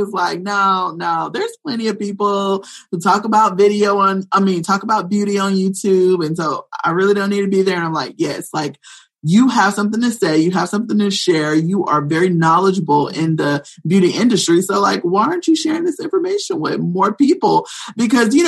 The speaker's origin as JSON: {"language": "English", "region": "Florida", "country": "United States", "moved": "yes", "lives_now": "North Carolina, United States", "said": "I'm originally from Florida, and, I live here in North Carolina as well"}